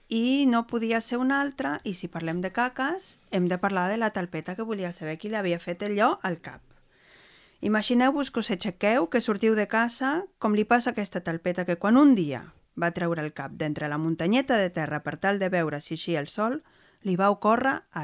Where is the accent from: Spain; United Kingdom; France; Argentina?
Argentina; Soc argentina.